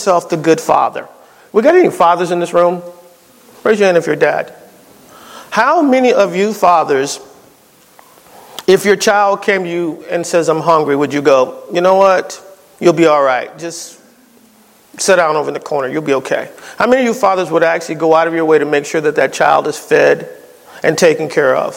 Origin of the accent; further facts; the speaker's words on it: East Coast, United States; moved away; I'm from the East Coast